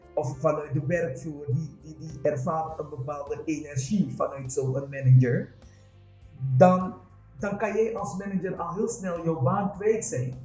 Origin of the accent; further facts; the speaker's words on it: Suriname; now in Netherlands; ik ben een Surinaamse vrouw en eh, ik praat anders